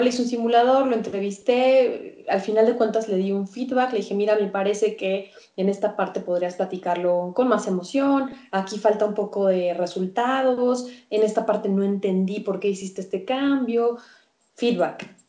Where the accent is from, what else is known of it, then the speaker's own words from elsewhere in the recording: Mexico; nace Candidat, que que es ahora mi empresa, y, es así como me convierto yo en career coach en, México